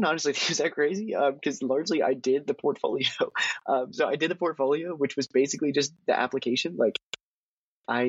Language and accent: English; Harrisburg, Pennsylvania, United States; moved away as an adult; now in Philadelphia, United States; my hometown of Harrisburg